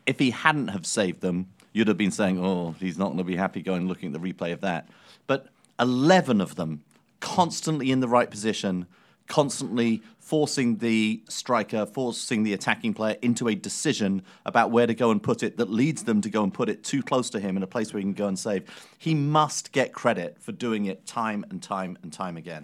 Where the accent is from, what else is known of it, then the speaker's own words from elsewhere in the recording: London, United Kingdom; moved away; Greenwich, my hometown